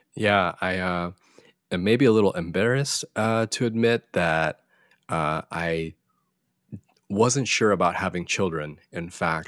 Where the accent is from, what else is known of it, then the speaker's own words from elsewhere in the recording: Florida, United States; I'm Korean American, uh, born and raised in the U S in good old Florida.